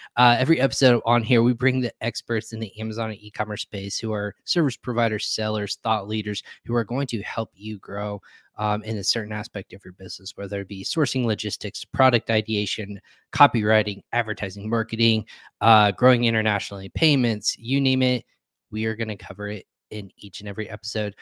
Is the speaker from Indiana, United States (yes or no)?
yes; Indiana, United States; also born or lived in Virginia / North Carolina; I'm from Indiana. When I moved out to Virginia, North Carolina